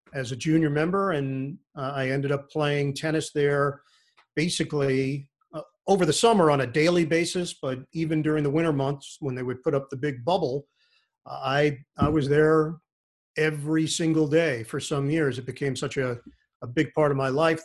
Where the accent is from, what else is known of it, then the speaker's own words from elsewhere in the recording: New York City, New York, United States; also born or lived in Rego Park; I grew up in Forest Hills